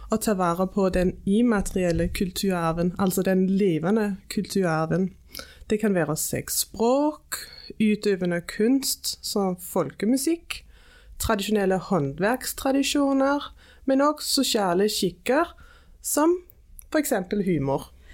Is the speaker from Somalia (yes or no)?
no; Silkeborg, Central Denmark Region, Denmark; Norwegian is a second language; moved away as an adult; also born or lived in England / Greenland; now in Suldal, Norway; Jeg er født og oppvokst i Danmark